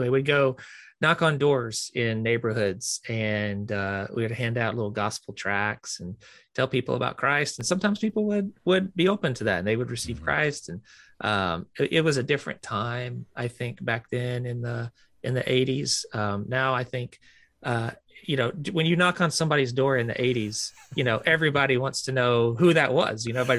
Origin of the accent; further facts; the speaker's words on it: the South, United States; we were real active growing up in the South. I grew up in a Southern Baptist church